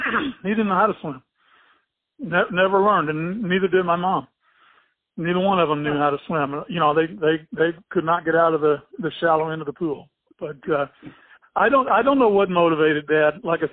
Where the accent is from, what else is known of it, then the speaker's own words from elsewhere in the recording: California, United States; born there; also born or lived in Fort Lewis, Washington / Fort Knox, Kentucky / Puerto Rico / Columbus; we moved there when I was 14, but we were all born in different places. I was born in California.